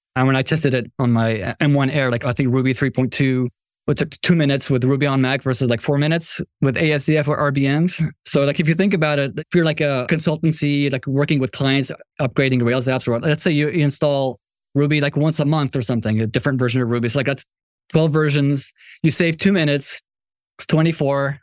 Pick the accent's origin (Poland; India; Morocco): Morocco; moved away; I'm from Morocco